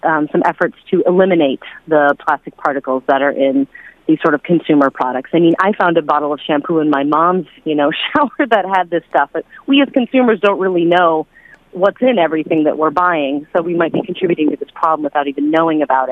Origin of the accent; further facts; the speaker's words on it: United States; also born or lived in China; as an American citizen